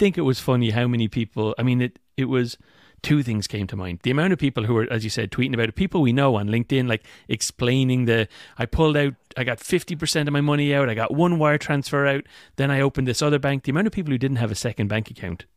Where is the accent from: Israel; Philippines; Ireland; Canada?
Ireland; moved away